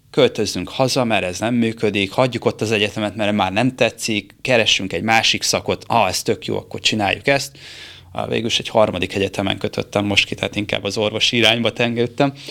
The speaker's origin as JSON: {"language": "Hungarian", "town": "Siófok", "region": "Somogy", "country": "Hungary", "lives_now": "Budapest, Hungary", "said": "Én siófoki vagyok."}